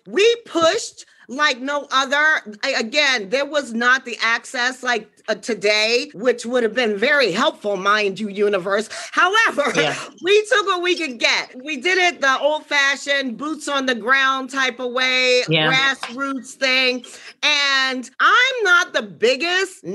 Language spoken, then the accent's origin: English; Washington, District of Columbia, United States; I'm from Washington, D.C. originally